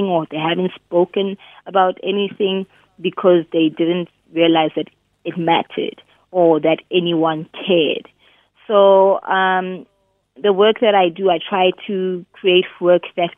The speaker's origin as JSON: {"language": "English", "town": "Bloemfontein", "region": "Free State", "country": "South Africa", "also_born_or_lived": "Cape Town", "moved": "as an adult", "said": "I'm originally from Bloom. I'm a Bloom girl"}